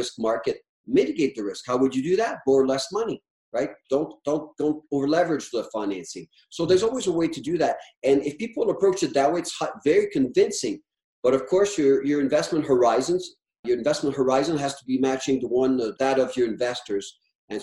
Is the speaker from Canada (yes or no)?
yes; Canada; now in Alberta, Canada; I'm French Canadian